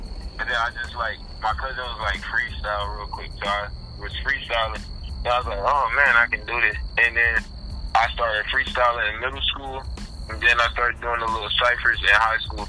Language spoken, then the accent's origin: English; Florida, United States; now in Trenton, United States; I'm originally from Florida, but I'm residing in Trenton, New Jersey as of now